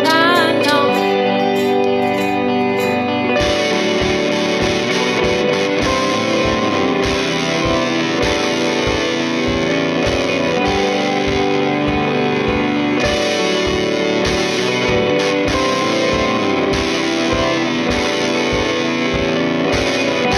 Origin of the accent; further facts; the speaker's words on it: Maine, United States; also born or lived in Back Bay, Boston; now in Boston, United States; I'm from Maine. No, I live in Back Bay, actually.